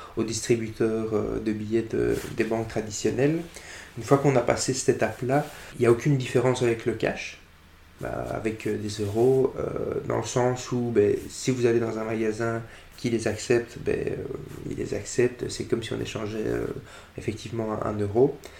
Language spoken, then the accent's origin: French; Brussels, Brussels-Capital Region, Belgium; Je suis bruxellois depuis euh, toujours.